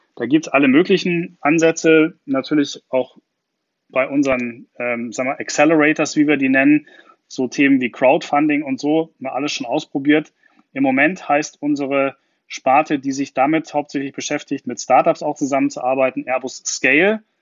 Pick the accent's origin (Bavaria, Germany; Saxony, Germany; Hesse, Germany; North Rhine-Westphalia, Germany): Bavaria, Germany; Garmisch-Partenkirchen; now in Berlin, Germany; als gebürtiger Garmischer